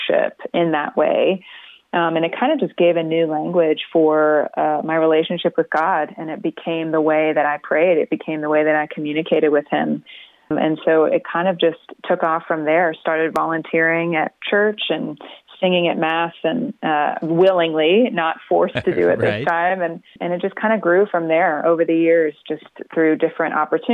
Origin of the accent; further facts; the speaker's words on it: Florida, United States; moved away as an adult; now in Nashville, United States; We grew up in Florida